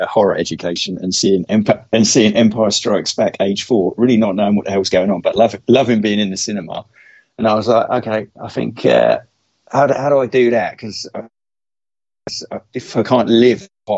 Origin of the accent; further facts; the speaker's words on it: Bury St Edmunds, East of England, United Kingdom; That's where I was born